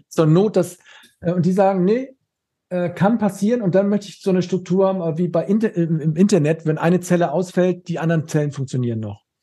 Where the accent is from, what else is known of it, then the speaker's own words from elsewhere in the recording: Schleswig-Holstein, Germany; ich komme äh, aus Schleswig-Holstein